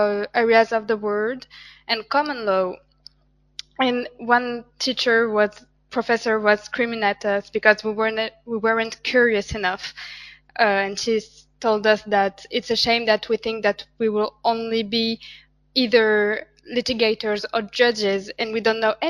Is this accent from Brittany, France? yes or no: no; Marseille, Provence-Alpes-Côte d'Azur, France; I am from Marseille in the south of France.